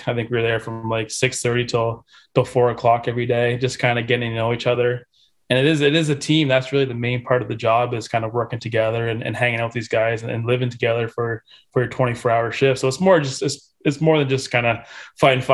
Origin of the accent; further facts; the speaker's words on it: St. Catharines, Ontario, Canada; growing up in St. Catharines